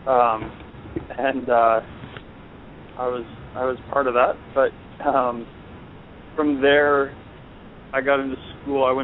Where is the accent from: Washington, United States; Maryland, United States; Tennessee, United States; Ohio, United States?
Washington, United States; Cashmere; So uh, I, I grew up in Eastern Washington, um, little town called Cashmere outside of Wenatchee, which is also a little town, but not quite as little.